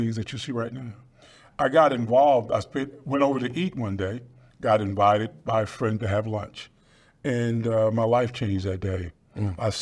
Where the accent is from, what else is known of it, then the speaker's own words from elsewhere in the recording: Dallas, Texas, United States; I grew up in South Dallas. I'm a resident of South Dallas